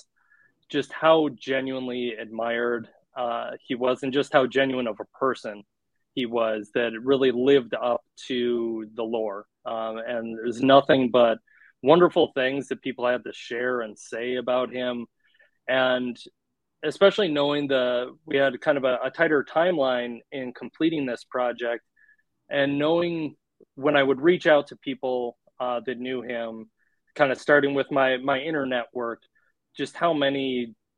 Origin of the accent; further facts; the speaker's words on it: Milwaukee, Wisconsin, United States; I grew up in the Milwaukee area